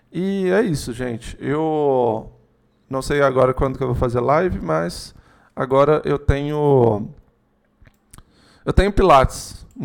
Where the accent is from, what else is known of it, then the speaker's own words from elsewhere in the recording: Minas Gerais, Brazil; a gente é de Minas, Juliano, você é de Minas, provavelmente tem mais gente de Minas aí assistindo